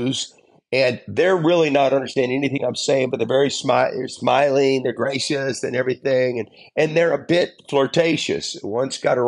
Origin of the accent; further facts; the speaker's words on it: Tennessee, United States; I was raised in Tennessee